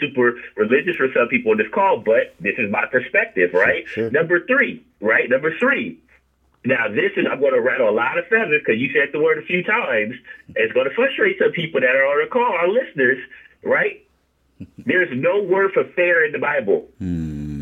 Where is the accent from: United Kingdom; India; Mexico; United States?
United States; California; I'm from California